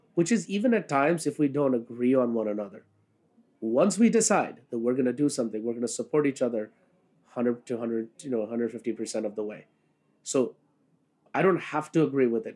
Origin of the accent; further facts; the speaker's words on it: India; now in New York City, United States; who's from India